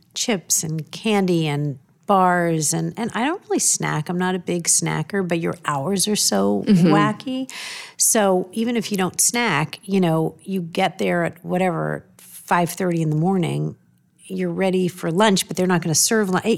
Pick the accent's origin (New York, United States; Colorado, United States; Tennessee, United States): New York, United States; Both of us growing up in New York